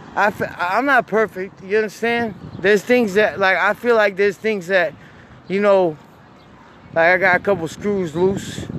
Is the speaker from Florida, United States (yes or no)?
yes; Jacksonville, Florida, United States; I'm from I'm from Jacksonville, Florida